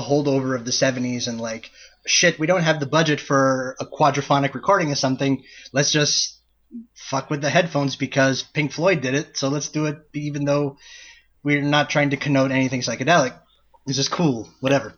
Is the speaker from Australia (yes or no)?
no; Canada; We're both Canadian. We are both residents of Canada